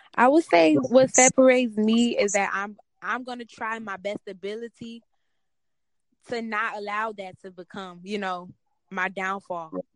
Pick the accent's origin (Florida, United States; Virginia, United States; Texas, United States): Texas, United States; Houston; I'm from Houston